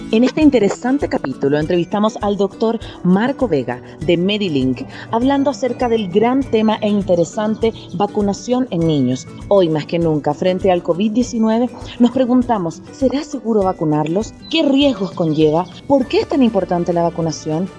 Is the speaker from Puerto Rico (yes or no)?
no; Chile; now in Ecuador; yo soy chilena